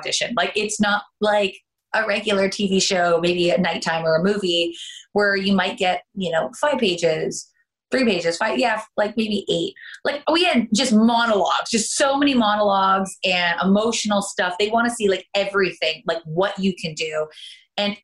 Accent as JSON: {"language": "English", "country": "Canada", "accent": "Canadian", "moved": "as an adult", "lives_now": "United States", "said": "I am originally from Canada and I ended up coming down for pilot season."}